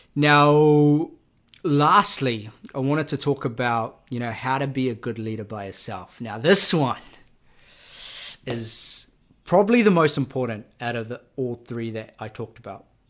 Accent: Auckland, New Zealand; also born or lived in Labasa, Fiji; was raised in South Auckland. Uh, I was born in Fiji, a rural Fijian village called Lumbasa

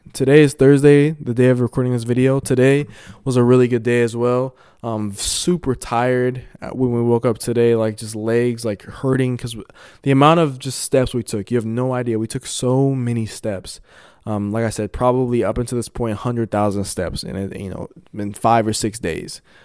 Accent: Colorado, United States; I'm, I'm from Colorado

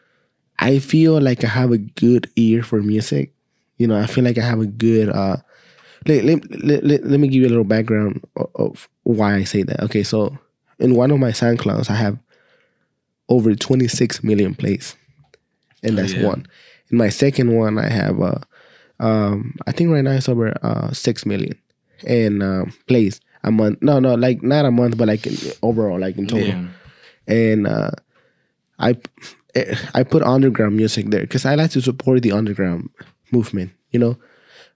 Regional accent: Austin, Texas, United States; We're from Austin, Texas

